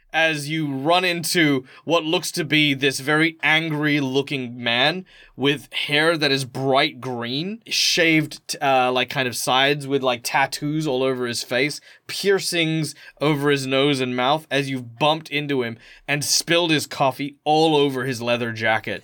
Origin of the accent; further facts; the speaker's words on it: Australia; I'm Australian